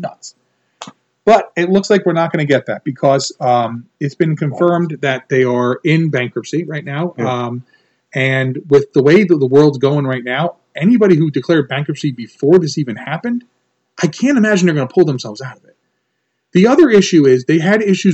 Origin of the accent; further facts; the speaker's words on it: United States; growing up in America